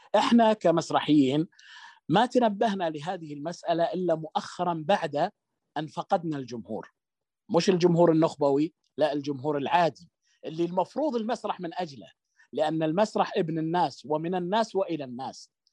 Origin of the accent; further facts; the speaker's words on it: Saudi Arabia; احنا نعتد يعني نعتد فيه كسعوديين